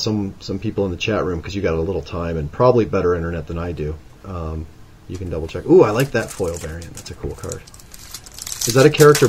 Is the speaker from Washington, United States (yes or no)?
no; Nebraska, United States; born or raised there